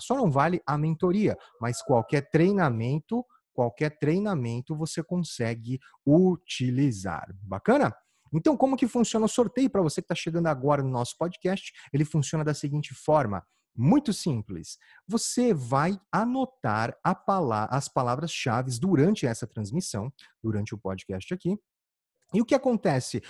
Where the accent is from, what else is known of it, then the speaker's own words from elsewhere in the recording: Campo Grande, Mato Grosso do Sul, Brazil; moved away; eu sou de Campo Grande, Mato Grosso do Sul, e lá, na época que eu morava lá, já fazia uns quinze anos